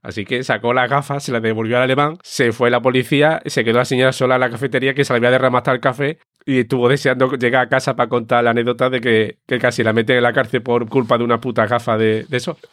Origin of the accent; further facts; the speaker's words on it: Seville, Andalusia, Spain; moved away; hace ya 20 años que me fui de Sevilla